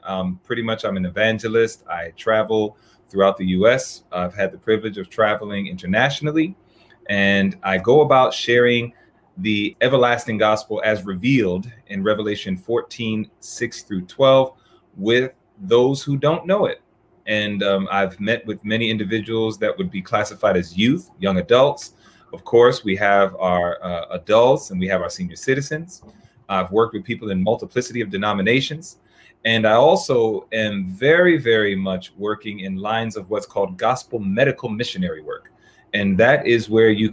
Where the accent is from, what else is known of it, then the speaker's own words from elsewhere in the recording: New York City, New York, United States; I was born and raised in New York, Hollis, Queens, New York.